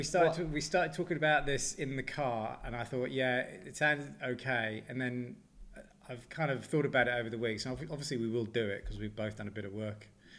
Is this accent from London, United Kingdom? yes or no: no; Newcastle upon Tyne, North East England, United Kingdom; I was brought up in Newcastle